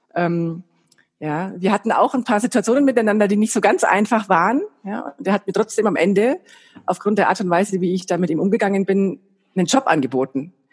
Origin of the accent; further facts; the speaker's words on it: Bayreuth, Bavaria, Germany; ich komme aus Bayreuth